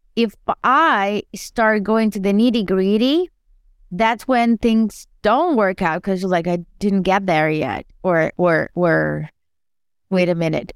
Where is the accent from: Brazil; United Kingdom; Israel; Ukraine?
Brazil; now in United States; I grew up in Brazil and I moved to the U S